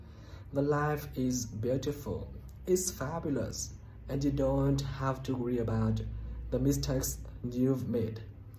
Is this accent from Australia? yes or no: no; Vietnam; I'm from Vietnam.